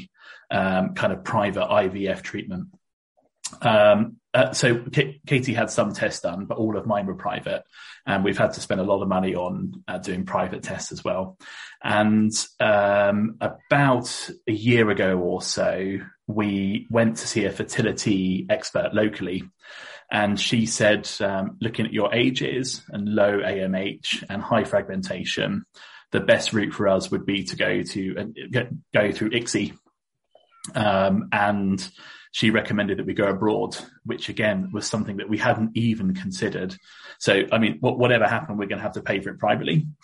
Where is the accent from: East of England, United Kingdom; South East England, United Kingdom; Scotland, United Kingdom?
South East England, United Kingdom; Reading; I was born in Reading, which is kind of down south, just east of London